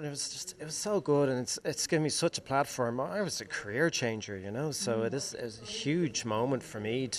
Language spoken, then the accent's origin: English; Bray, Leinster, Ireland; moved away; I'm from Bray originally, a townie, you know, and I'm a blow-in everywhere I go.